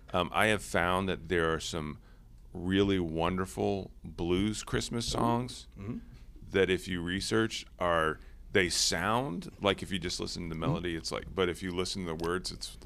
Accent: Cincinnati, Ohio, United States; I grew up in Cincinnati.

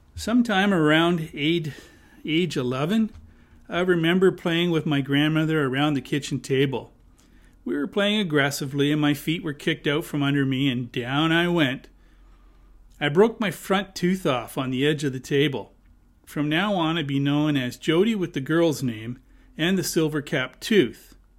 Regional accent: Hamilton, Ontario, Canada; I was born and raised in Hamilton.

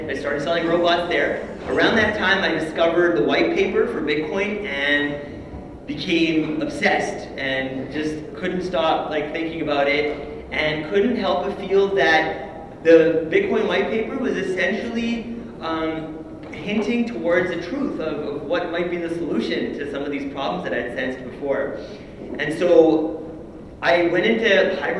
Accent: Canada; So I was born and raised in Canada.

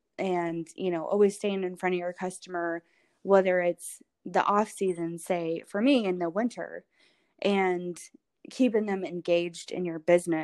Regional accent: Louisville, Kentucky, United States; also born or lived in Knoxville, United States; Well, I was born in Knoxville, so okay, pretty close, but I grew up here and I love Louisville.

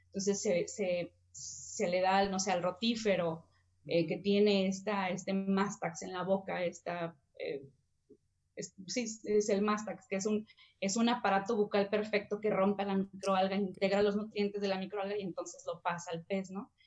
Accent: Mexicali, Baja California, Mexico; yo crecí en Mexicali

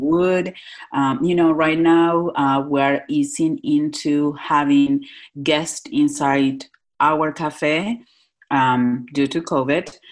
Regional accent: Northwest Argentina, Argentina; moved away as an adult; now in Philadelphia, United States; I'm uh, born and raised in Northwest Argentina.

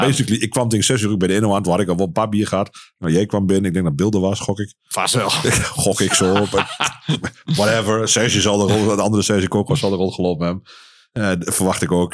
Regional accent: Wien, Overijssel, Netherlands; also born or lived in Enschede / Hengelo; ben van oorsprong kom ik uit Wien

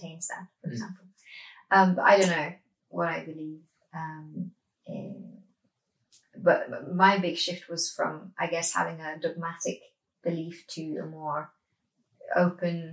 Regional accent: Norway; Growing up in Norway

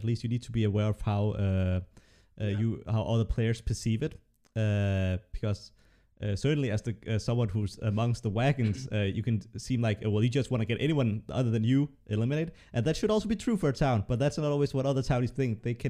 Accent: Denmark; English is a second language; And I'm from Denmark, and even though, like, for a Dane, I speak English well

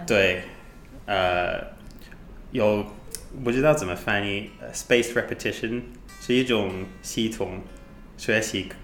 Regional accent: United Kingdom; Chinese is a second language; moved away as an adult; now in Taiwan; 我来自英国，呃，在台湾，已经住一年半

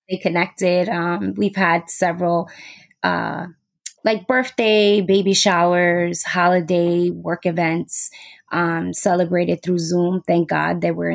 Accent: New York City, New York, United States; I'm from New York City.

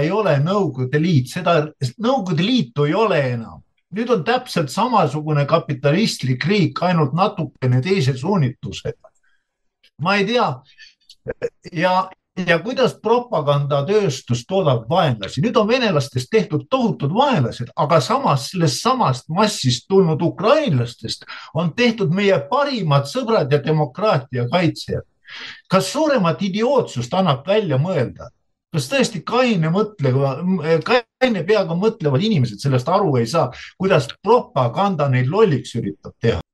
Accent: Estonia; mina olen ju Eestis sündinud ja Eestis koolis käinud

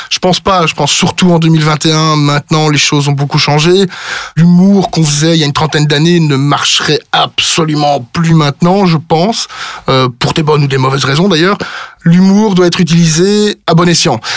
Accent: Brussels, Brussels-Capital Region, Belgium; accent: Brussels; Mais je suis bruxellois, donc je suis pas du tout wallon ou liégeois, donc euh, donc non non, moi je suis plutôt euh, je suis plutôt biscuit.

